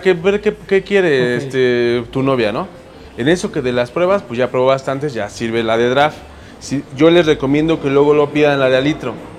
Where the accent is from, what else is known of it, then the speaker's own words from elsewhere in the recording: Mexico; como mexicanos